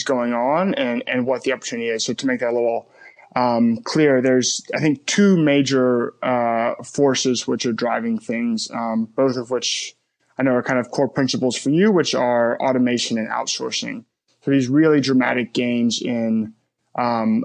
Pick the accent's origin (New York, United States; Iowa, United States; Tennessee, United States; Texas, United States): Tennessee, United States; Memphis; moved away; also born or lived in Birmingham, Alabama; I grew up in Memphis, Tennessee